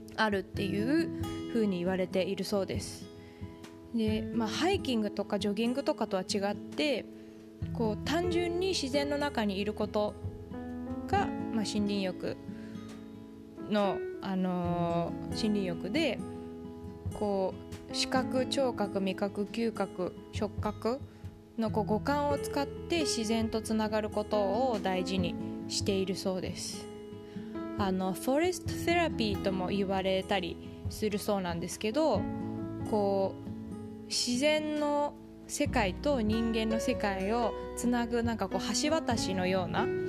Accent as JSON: {"language": "Japanese", "country": "Japan", "tie": "born or raised there", "moved": "yes", "said": "自分が生まれ育った日本"}